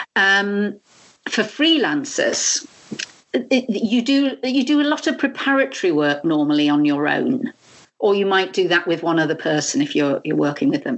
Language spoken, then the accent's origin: English; United Kingdom; now in France; a Brit living living here